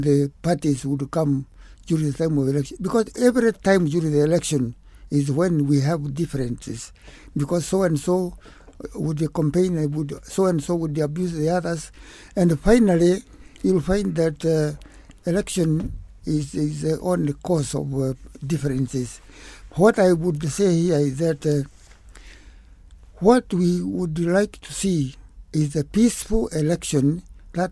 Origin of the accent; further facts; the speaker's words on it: Murang'a, Murang'a County, Kenya; I grew up in Kikuyu land, herding boys and working